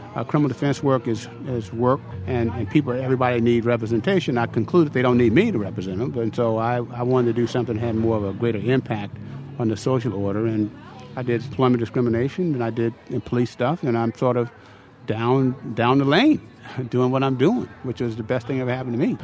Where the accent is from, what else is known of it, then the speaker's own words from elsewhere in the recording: Vallejo, California, United States; I'm uh, from a working class family in Vallejo